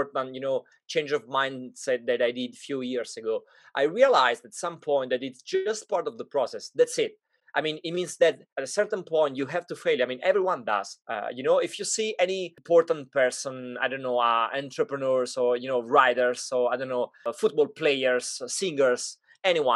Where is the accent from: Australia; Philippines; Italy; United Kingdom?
Italy; moved away; when I grew up in Italy